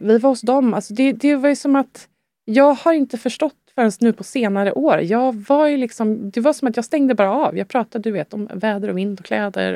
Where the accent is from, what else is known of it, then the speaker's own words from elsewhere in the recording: Sweden; also born or lived in France; det är mitt hemland